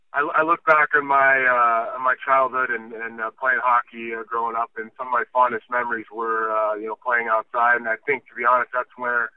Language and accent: English; Anchorage, Alaska, United States; now in Hermosa Beach, United States; to be able to be from a place like Anchorage, Alaska is pretty cool.